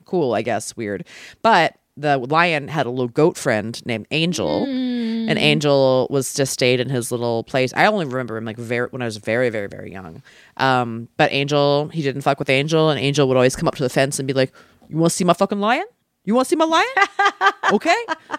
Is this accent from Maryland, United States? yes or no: yes; Maryland, United States; where I grew up in Maryland